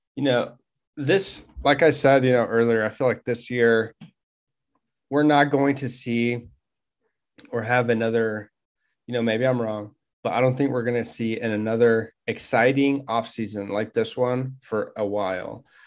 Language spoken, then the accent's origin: English; Wichita, Kansas, United States; we're from Wichita, Kansas.